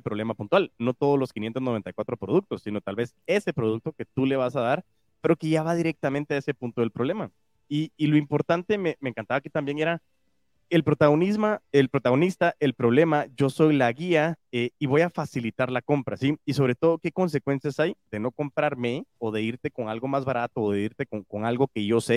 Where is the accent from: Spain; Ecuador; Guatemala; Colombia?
Guatemala; se me salen chapinadas porque lógico también amo mi país y amo Guatemala